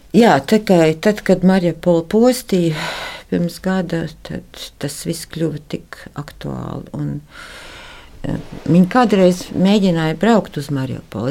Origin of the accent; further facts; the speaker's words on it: Riga, Latvia; Es esmu dzimusi pie Stradiņas slimnīcas. Un mēs eh, līdz 18 gadu vecumam manam eh, dzīvojam vecā koka mājā pretī Stradiņas slimnīcai